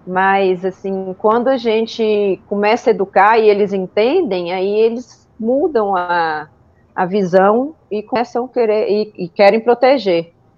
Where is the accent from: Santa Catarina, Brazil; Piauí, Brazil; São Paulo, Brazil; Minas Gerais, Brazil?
Minas Gerais, Brazil; Montes Claros; eu sou de Montes Claros, nasci aqui, norte de Minas